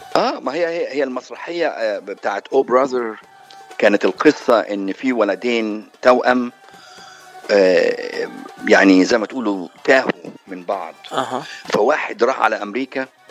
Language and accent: Arabic; Cairo, Cairo Governorate, Egypt; moved away as an adult; also born or lived in Jeddah, Saudi Arabia / Russia; now in United States; مصر امي وابويا مصريين بس مواليد السعوديه في جده وعشت بالقاهره ودرست بروسيا وفي القاهره